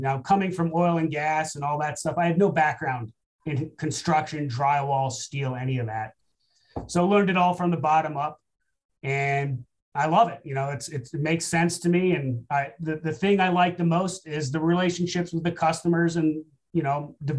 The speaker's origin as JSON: {"language": "English", "country": "Japan", "tie": "born or raised there", "said": "Because I grew up in Japan on a military base, so I had that history with the military and the government."}